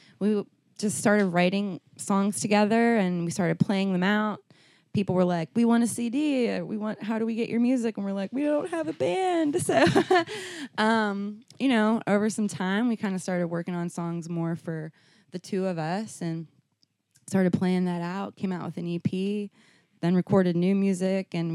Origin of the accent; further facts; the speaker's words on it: Pennsylvania, United States; now in Nashville, United States; I'm originally from Pennsylvania.